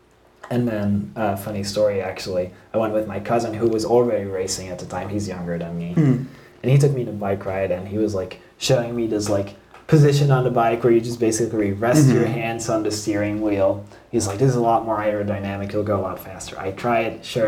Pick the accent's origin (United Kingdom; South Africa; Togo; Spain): Spain; Seville, Andalusia; moved away as an adult; also born or lived in Belgium; I always say that I was born in Belgium and I grew up in Spain because when I was seven, we moved to Spain.